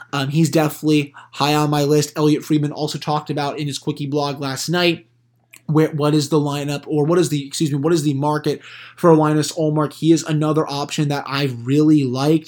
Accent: United States; my home country

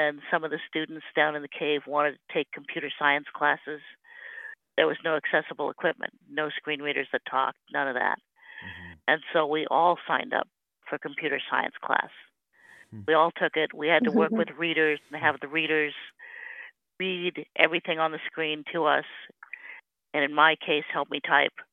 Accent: Simi Valley, California, United States; moved away as an adult; also born or lived in Berkeley; I came from a small town as well, down in Southern California, Simi Valley.

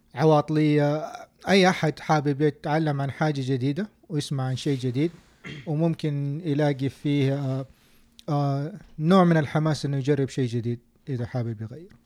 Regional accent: Saudi Arabia; now in United States; عندنا في السعودية

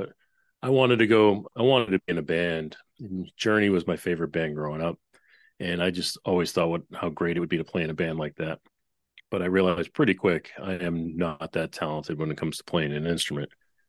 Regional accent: Boston, Massachusetts, United States; also born or lived in New York; now in Nashville, United States; worked out in Nashville for the past 20 of those 30 years. Before that, I was up in New York, and I'm born and raised in Boston.

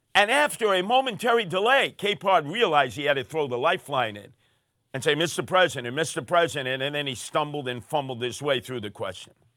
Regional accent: New York City, New York, United States; in my neighborhood growing up in Canarsie

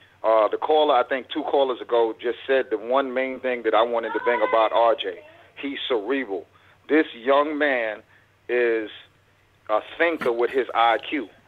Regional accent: New York City, New York, United States; now in Fort Worth, United States; I'm born and raised in Brooklyn, New York.

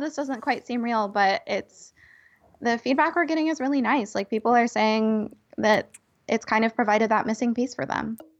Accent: California, United States; as a Californian

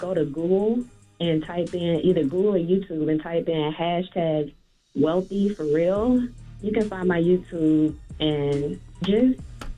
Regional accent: Houston, Texas, United States; I'm from Houston.

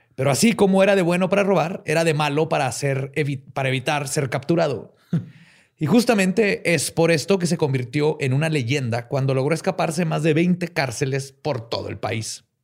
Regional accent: Mexico; Somos mexicanos

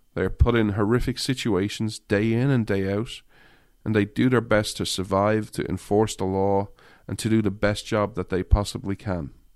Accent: Ireland; moved away; I grew up in Ireland

